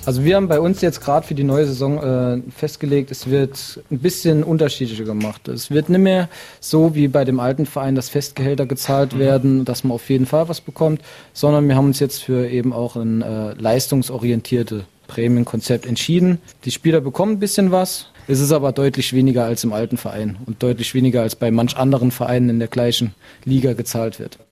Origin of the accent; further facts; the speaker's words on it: Bübingen, Saarland, Germany; bin gebürtiger Bübinger